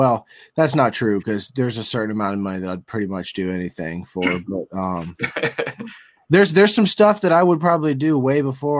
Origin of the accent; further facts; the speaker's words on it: the South, United States; Because I'm from the South, and we just run a little slower down